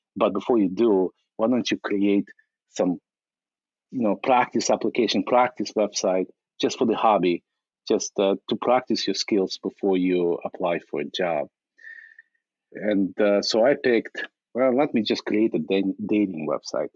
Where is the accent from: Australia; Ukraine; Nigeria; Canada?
Ukraine; now in United States; in, 1997, I immigrated from from Ukraine uh, as a refugee